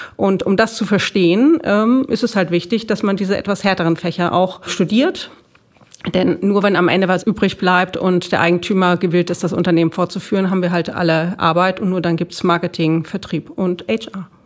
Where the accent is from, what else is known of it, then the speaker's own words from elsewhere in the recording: Hamburg, Germany; ich komme aus Hamburg